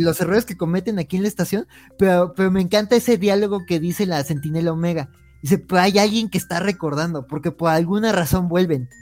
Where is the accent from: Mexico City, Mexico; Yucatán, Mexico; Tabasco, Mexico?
Mexico City, Mexico; Soy de Xochimilco